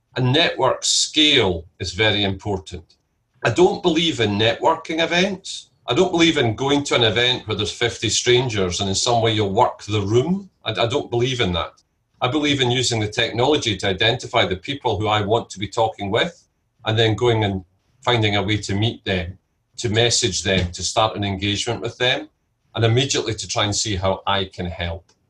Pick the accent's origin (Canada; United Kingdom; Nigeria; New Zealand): United Kingdom; Scotland; I'm Scottish and my family are all Scottish.